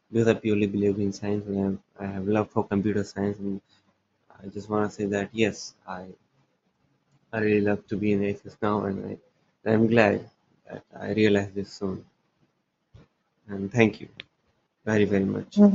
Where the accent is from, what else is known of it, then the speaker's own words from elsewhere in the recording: India; I am from India.